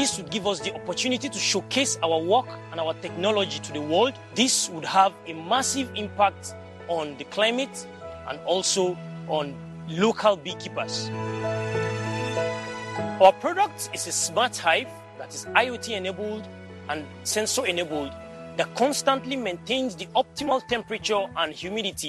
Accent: Jos, Plateau, Nigeria; I am 23 years old and I am from Jos, Nigeria

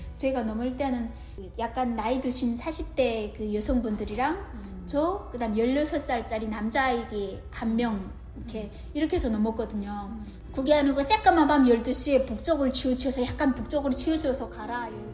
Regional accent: North Korea; accent: North Korean dialect; also born or lived in South Korea; now in Georgia, United States; 우리 북한 또 사투리가 또 있잖아요. 저 지금도 저는 쓰지만

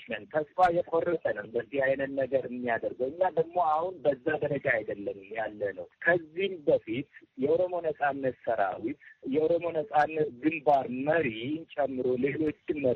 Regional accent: Oromia, Ethiopia; ከህወሀት ጋር ያልጨረስነው ቢዝነስ አለን እንደ ኦሮሞ ህዝብ።

